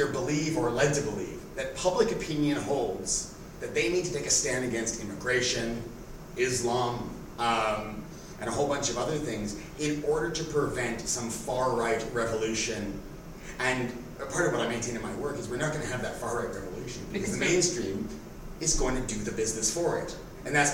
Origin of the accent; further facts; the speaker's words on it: Toronto, Ontario, Canada; When I was a teenager, there was a huge skinhead revival in Toronto, and I was part of sort of a two-tone movement